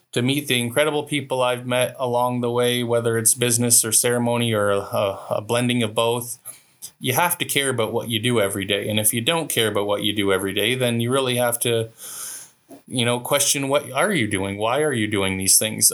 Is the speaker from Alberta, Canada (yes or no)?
no; Walpole Island, Ontario, Canada; I'm from Walpole